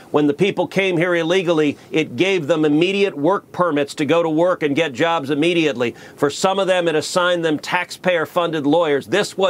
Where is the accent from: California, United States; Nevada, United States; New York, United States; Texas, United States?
Texas, United States; my home state of Texas